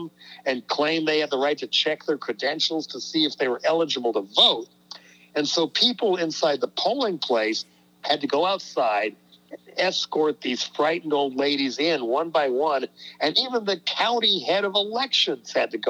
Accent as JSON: {"language": "English", "region": "Colorado", "country": "United States", "tie": "born or raised there", "moved": "yes", "said": "Back in my home state of Colorado, right near where my mother still lives"}